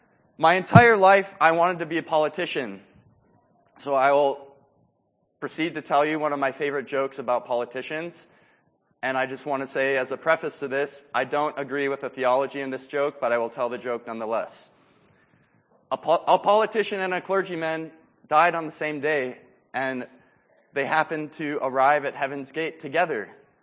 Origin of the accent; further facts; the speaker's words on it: Quito, Pichincha, Ecuador; moved away as an adult; I was born and raised in Quito, Ecuador, and I spent 18 years there. And I grew up in Rachel Saint's house.